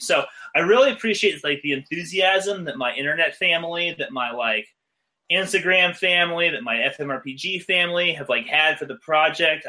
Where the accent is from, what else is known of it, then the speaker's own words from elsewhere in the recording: Phoenix, Arizona, United States; moved away as an adult; also born or lived in Los Angeles, California; I moved to Los Angeles from my hometown, Phoenix, Arizona